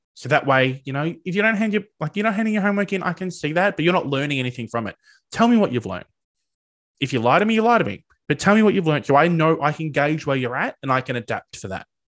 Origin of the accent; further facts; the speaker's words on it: regional Victoria, Australia; I'm not from Melbourne originally, I'm from regional Victoria